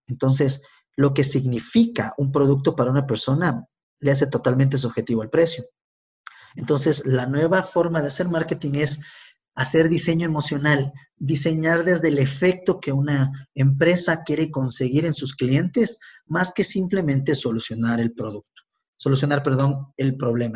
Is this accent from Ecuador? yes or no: yes; Quito, Pichincha, Ecuador; soy un ecuatoriano de 40 años, eh, quiteño